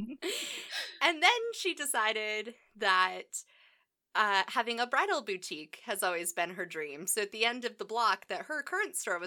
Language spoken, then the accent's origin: English; United States; I'm an American